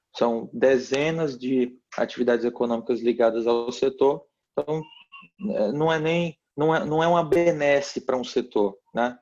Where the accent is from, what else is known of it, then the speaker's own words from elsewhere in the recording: Piauí, Brazil; no meu estado natal, no Piauí